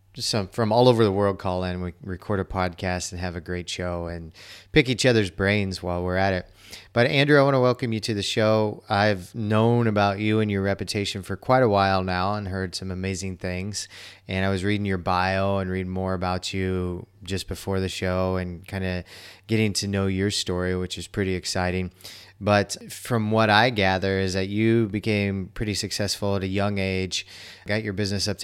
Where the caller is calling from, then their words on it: Chiang Mai, Thailand; I'm calling in from Chiang Mai, Thailand.